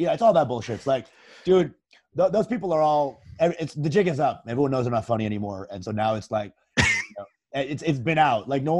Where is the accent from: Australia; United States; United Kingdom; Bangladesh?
Bangladesh; Well, I'm Bengali, so I'm from Bangladesh, which is in the east of India.